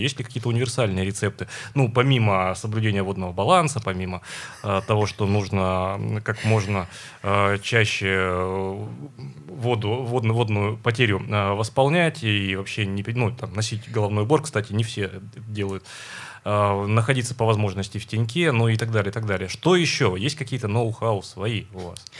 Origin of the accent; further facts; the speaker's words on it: Urals, Russia; мы Уральцы